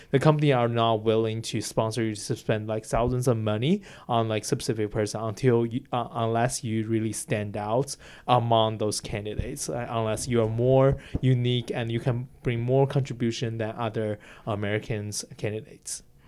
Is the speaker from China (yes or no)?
yes; China; English is a second language; now in United States; my country, like Chi, uh, China's market